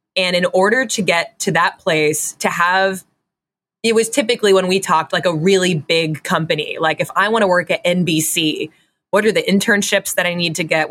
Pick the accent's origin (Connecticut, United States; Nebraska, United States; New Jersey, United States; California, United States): Connecticut, United States; Fairfield; I grew up in Fairfield, Connecticut